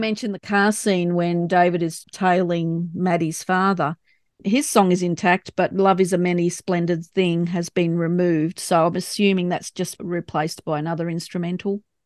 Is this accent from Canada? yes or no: no; Australia; accent: Australian; my Australian accent.